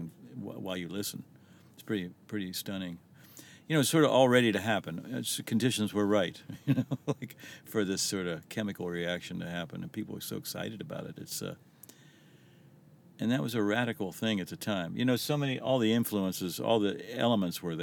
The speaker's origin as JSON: {"language": "English", "town": "Wheeling", "region": "West Virginia", "country": "United States", "tie": "born or raised there", "moved": "yes", "said": "I grew up in West Virginia"}